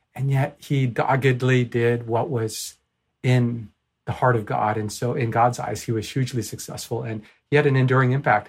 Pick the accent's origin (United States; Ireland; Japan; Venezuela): Japan; moved away; also born or lived in Vancouver; I'm from Japan originally